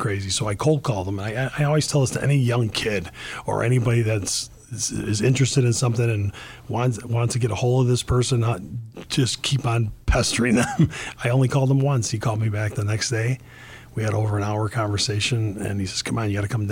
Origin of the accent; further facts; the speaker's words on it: Cicero, Illinois, United States; also born or lived in Chicago, Illinois; No, Berwyn and Cicero